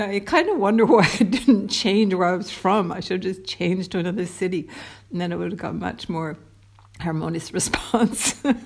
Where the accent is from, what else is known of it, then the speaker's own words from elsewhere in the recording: Toronto, Ontario, Canada; Toronto, big bad Toronto